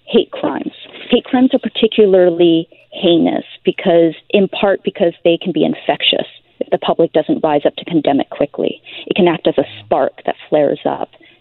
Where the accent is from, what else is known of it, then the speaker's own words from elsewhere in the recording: Canada; My parents were both born in Taiwan. I was born in Canada. I mean, this is where I've lived my entire life